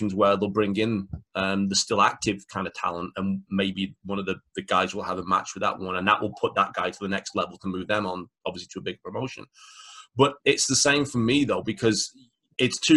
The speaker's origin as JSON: {"language": "English", "country": "United Kingdom", "said": "the UK people – we grew up on the World of Sport product"}